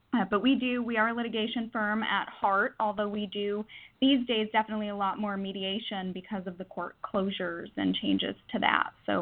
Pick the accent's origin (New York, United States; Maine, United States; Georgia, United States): New York, United States; moved away as an adult; now in California, United States; Well, I moved to California from New York for law school in San Diego, so I'm direct and efficient.